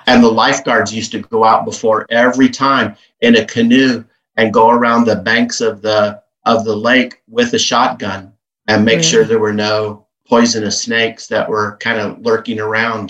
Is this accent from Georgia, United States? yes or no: no; Kansas, United States; growing up in Kansas